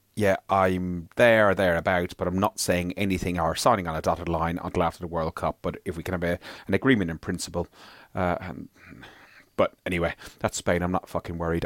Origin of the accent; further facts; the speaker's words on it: Ireland; being Irish